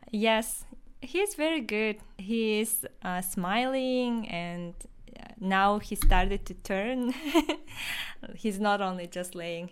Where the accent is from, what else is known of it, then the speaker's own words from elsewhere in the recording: Yakutia, Sakha Republic, Russia; first language Yakut (Sakha); English is a second language; we we have our own language, which is called Saha, Saha or Yakut language